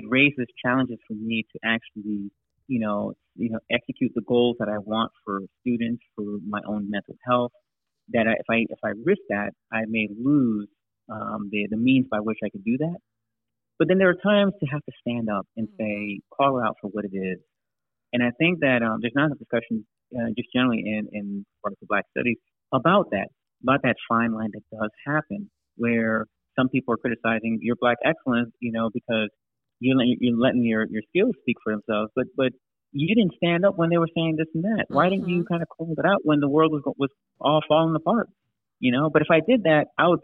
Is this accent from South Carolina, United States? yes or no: no; Miami, Florida, United States; now in Charlotte, United States; I was born in Miami, but my parents came over